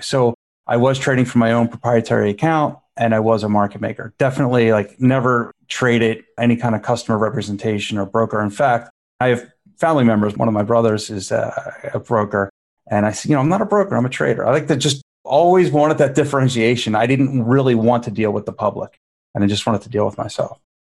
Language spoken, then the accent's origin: English; Philadelphia, Pennsylvania, United States; I grew up in Philadelphia in just sort of a middle class average neighborhood